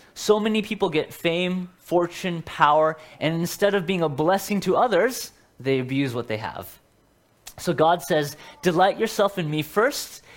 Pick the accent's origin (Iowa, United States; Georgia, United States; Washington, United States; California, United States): Washington, United States; Seattle; moved away; I'm from Seattle